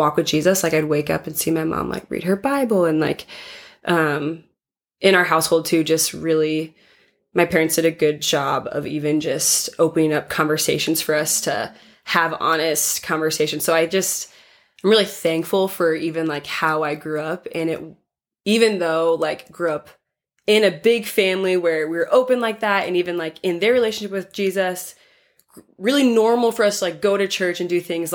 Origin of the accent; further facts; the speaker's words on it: Ankeny, Iowa, United States; moved away as an adult; now in Minneapolis, United States; So I live in Minneapolis right now, but I was born and raised in Ankeny, Iowa.